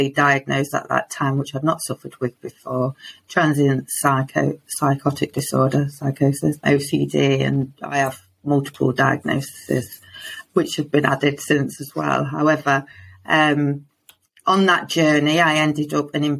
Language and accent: English; Lincoln, East Midlands, United Kingdom; I'm from Lincoln in the UK